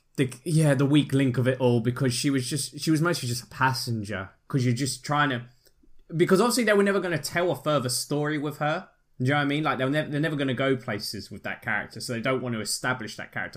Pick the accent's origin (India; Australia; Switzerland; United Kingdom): United Kingdom; I'm British